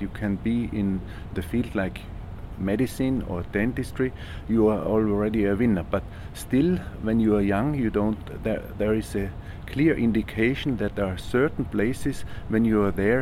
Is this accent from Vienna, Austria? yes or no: no; Innsbruck, Tyrol, Austria; moved away; my hometown, Innsbruck, Austria